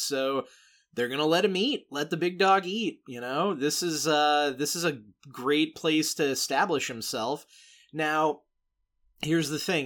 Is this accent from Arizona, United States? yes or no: no; Laika's headquarters town, Oregon, United States; my hometown